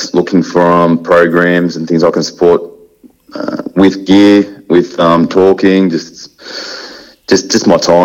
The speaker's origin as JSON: {"language": "English", "town": "Aberfeldie", "region": "Victoria", "country": "Australia", "tie": "born or raised there", "said": "I grew up in Aberfeldy."}